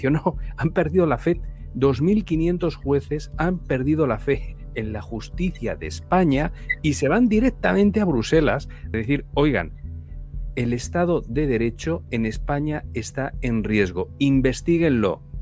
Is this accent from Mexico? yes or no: no; Venezuela; Pero bueno, como venezolana yo sí que te, yo sí que te diría